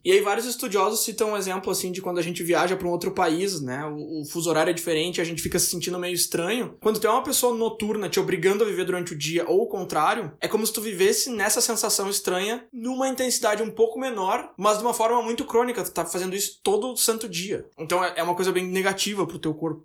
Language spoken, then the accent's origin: Portuguese; Brazil; moved away as an adult; eu saí do Brasil